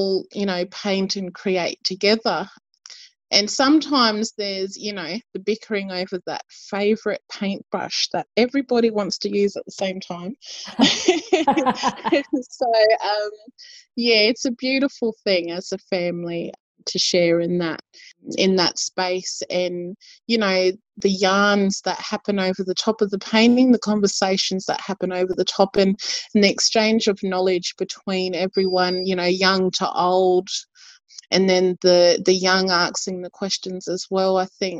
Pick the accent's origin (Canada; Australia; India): Australia; Port Augusta, South Australia; also born or lived in Hawker, South Australia; I was born in Port Augusta in 1990, lived around in this region, also just out of Hawker, a place called Yapala on the family homelands. So, yeah, local, you can say.